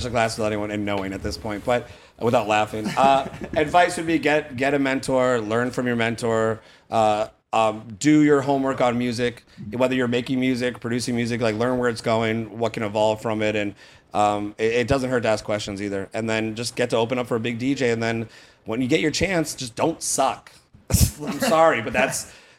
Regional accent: Boston, Massachusetts, United States; now in Fort Myers, United States; I'm still from Boston

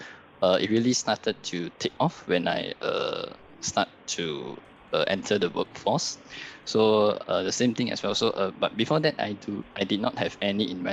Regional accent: Penang Island, Malaysia; I'm from Penang Island

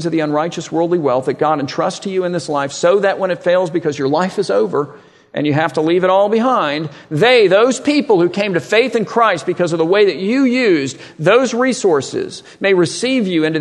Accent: Miami, Florida, United States; I grew up in Miami, so probably 20 miles north of the Redlands.

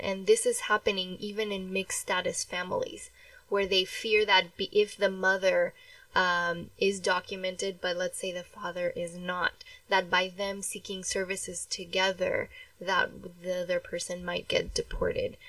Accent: Mexico; moved away; I was born in Mexico

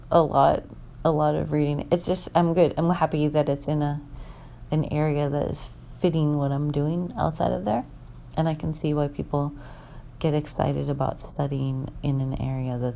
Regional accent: Minnesota, United States; also born or lived in Washington; I don't think I've ever been in Indiana in April growing up in Minnesota and Washington in, in April, the dogwood trees are in bloom

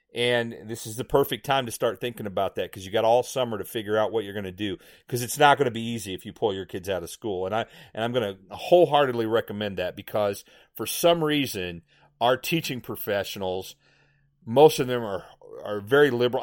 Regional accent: Indiana, United States; moved away; I grew up in Indiana

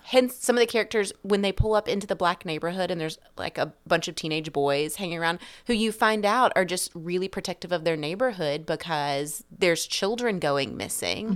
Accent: the South, United States; the South where I'm from

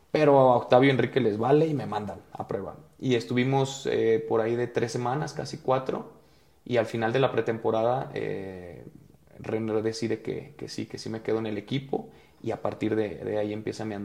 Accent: Guadalajara, Jalisco, Mexico; Y pues para, para hacerlo breve, yo soy de Guadalajara, empiezo en un equipo que se llama Vaqueros de Ixtlán desde cuarta división

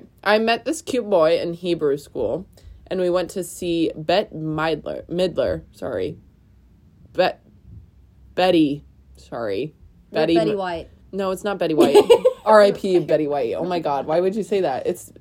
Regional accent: Oregon, United States; I'm from Oregon.

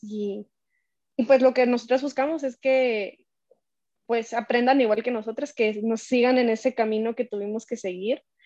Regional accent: Colima, Mexico; en nuestro estado que somos de Colima

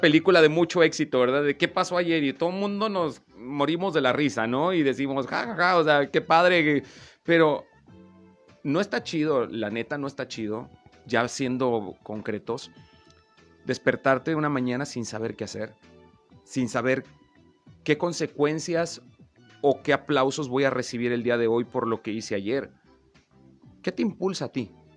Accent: Veracruz, Mexico; now in Comarca Lagunera, Mexico; yo no soy lagunero. ya, ya soy por adopción, pero yo nací en Veracruz

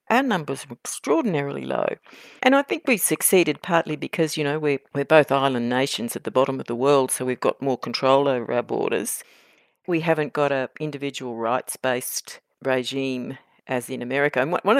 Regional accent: Queensland, Australia; also born or lived in Brisbane; now in Sydney, Australia; as a Queenslander

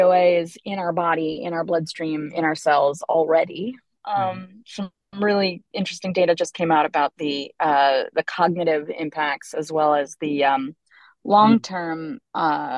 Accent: Trumansburg, near Ithaca, New York, United States; I grew up in Schumannsburg, actually, on a dirt road

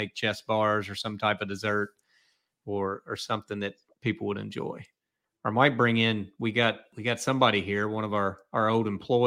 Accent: Kentucky, United States; I'm from Kentucky

